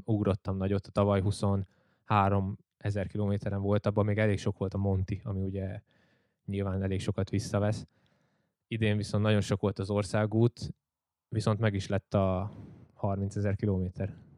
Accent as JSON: {"language": "Hungarian", "town": "Csömör", "region": "Pest", "country": "Hungary", "tie": "born or raised there", "said": "csömörön éltem le itt Pest mellett az egész életemet"}